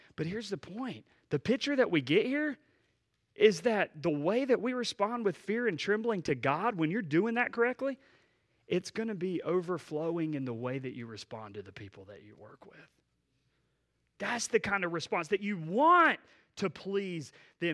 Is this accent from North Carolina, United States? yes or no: yes; Asheboro, North Carolina, United States; Asheboro, uh, home.